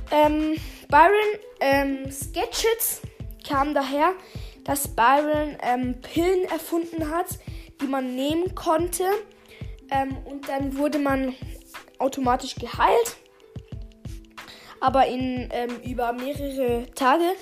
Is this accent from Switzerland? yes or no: yes; Switzerland; accent: Swiss; Ja, sorry, ich habe ein bisschen einen Schweizer Akzent.